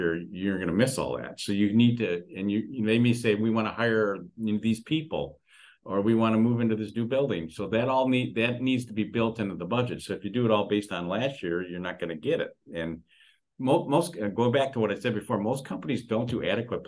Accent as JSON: {"language": "English", "town": "Detroit", "region": "Michigan", "country": "United States", "said": "I'm from Detroit, Michigan."}